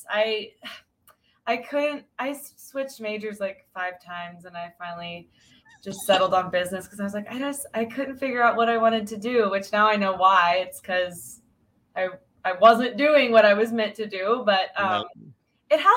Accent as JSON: {"language": "English", "town": "Ozark", "region": "Missouri", "country": "United States", "tie": "born or raised there", "also_born_or_lived": "Springfield, Missouri", "lives_now": "Seymour, United States", "said": "I grew up in a town called Ozark, which isn't far from Seymour"}